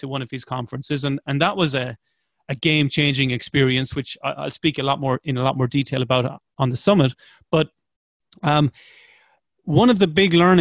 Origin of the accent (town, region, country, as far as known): Ireland